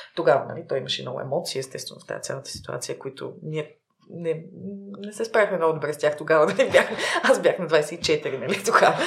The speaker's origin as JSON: {"language": "Bulgarian", "town": "Plovdiv", "region": "Plovdiv Province", "country": "Bulgaria", "tie": "born or raised there", "also_born_or_lived": "Sofia", "said": "роден съм в София, но съм израснала в Пловдив и а, в Пловдив от първи до 12 клас съм учила"}